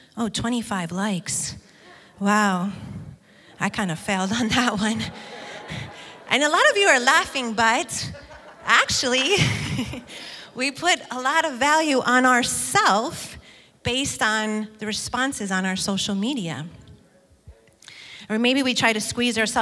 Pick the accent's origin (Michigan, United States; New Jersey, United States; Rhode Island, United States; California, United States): Michigan, United States; Detroit; moved away; Brian and I grew up in Michigan in an area of Detroit